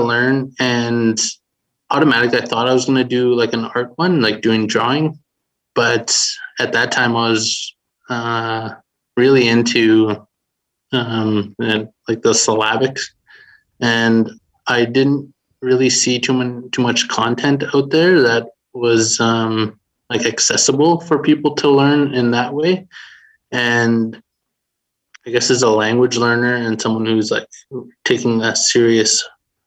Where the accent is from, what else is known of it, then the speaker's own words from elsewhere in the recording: Beardy's and Okemasis First Nation, Saskatchewan, Canada; I'm from Beardies and Okamasis First Nation here in Treaty 6 territory